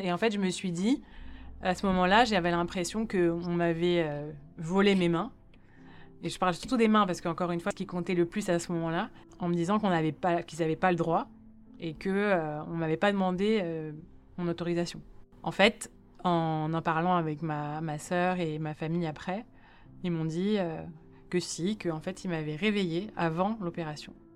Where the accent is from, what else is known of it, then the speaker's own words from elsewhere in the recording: Paris, Île-de-France, France; also born or lived in Lausanne, Switzerland; J'ai grandi à Paris dans le 17e arrondissement où j'ai fait toute ma scolarité